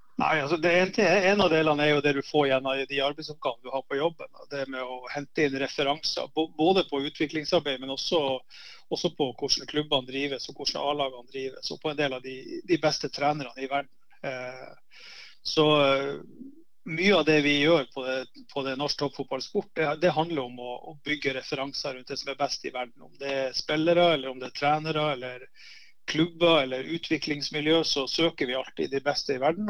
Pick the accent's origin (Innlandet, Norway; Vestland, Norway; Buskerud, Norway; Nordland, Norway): Nordland, Norway; Narvik; moved away as an adult; also born or lived in Haugesund / Bergen; I Narvik så var det, det var veldig si, trygt miljø å vokse opp i.